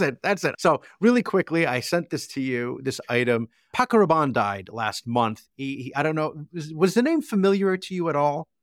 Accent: New Jersey, United States; growing up in Jersey

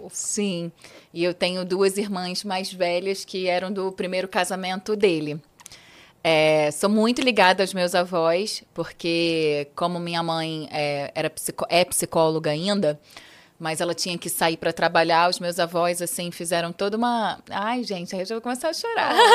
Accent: Rio de Janeiro, Brazil; moved away as an adult; also born or lived in China; Eu sou carioca da Gemíssima. É, e eu falo isso com muito orgulho, assim. É, nasci na Lapa, literalmente ali no, no berço da boemia carioca.

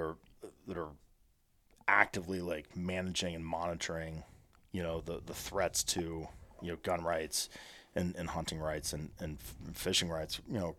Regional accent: Columbus, United States; They're based in my hometown in Columbus.

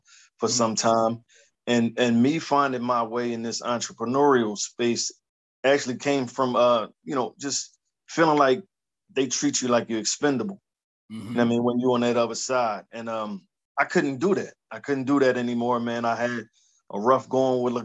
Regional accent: Philadelphia, Pennsylvania, United States; I'm from Philly, born and raised, man. Initially from Past Young Projects out in South Philly. Moved up to Erie Avenue when I was about 10

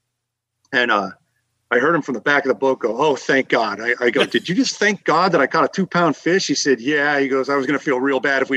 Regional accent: Massachusetts, United States; I'm from Massachusetts

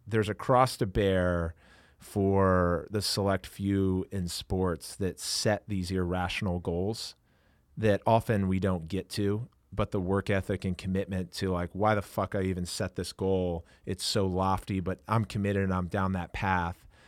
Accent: Maryland, United States; now in Los Angeles, United States; growing up in Maryland, as I was an hour and a half or so away from Baltimore

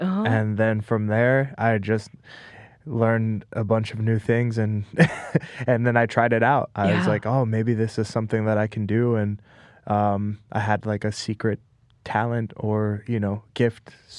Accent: Las Vegas, Nevada, United States; also born or lived in Los Angeles / Thailand; now in New York, United States; I was born in Los Angeles, but at a very young age, we moved to Las Vegas.

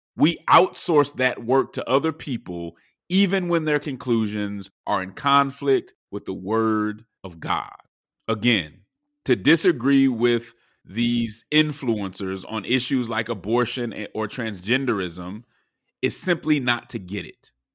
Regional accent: Denver, Colorado, United States; I'm from Denver

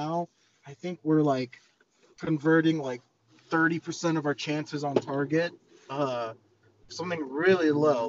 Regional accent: United States; for me as an American fan

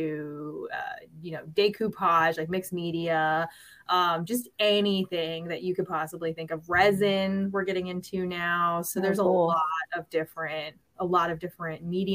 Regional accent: Norfolk, Virginia, United States; I'm from Norfolk. So I live in Norfolk

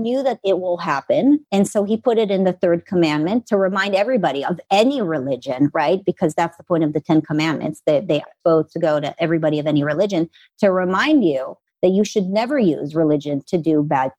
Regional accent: Israel; moved away as an adult; also born or lived in Los Angeles, United States; now in United States; I'm an American that was raised in Israel.

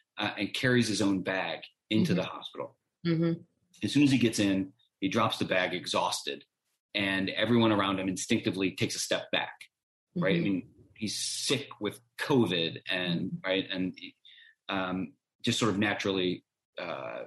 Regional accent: Ohio, United States; I'm from Ohio.

